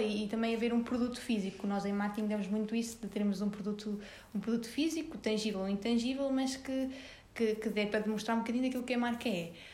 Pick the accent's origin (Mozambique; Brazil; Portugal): Portugal; Sernancelhe, Viseu; moved away as an adult; now in Viseu, Portugal; Eu sou de Sernancelha, de uma pequena aldeia de lá.